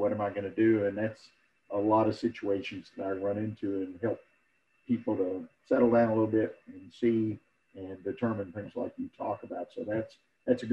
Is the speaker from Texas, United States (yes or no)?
yes; Houston, Texas, United States; now in Conroe, United States; I was raised in Houston, Harris County